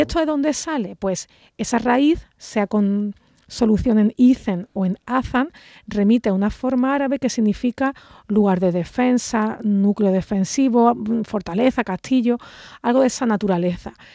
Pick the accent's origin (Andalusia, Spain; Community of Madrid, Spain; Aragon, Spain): Andalusia, Spain; nuestra forma de hablar